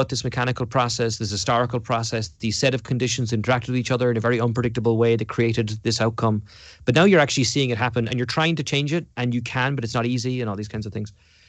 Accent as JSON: {"language": "English", "region": "Munster", "country": "Ireland", "tie": "born or raised there", "said": "You know, I was growing up in County Cork and in Ireland in the 1980s and 1990s, and Cork's colours are red and white."}